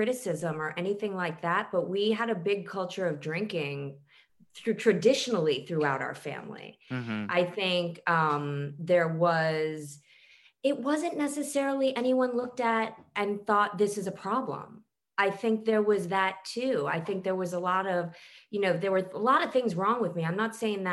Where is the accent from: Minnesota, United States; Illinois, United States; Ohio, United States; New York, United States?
New York, United States; New York City; I grew up in New York City in the 80s and 90s